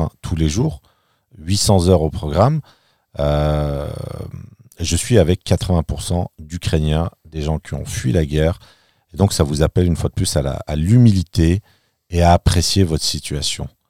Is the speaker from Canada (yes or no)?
no; France; moved away as an adult; now in Berlin, Germany; en tant que français, je vis à Berlin depuis plus de trois ans